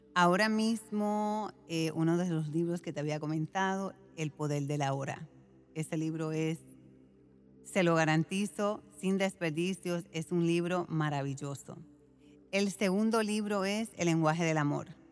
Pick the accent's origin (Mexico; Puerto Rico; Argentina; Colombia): Puerto Rico; yo fui criada en Puerto Rico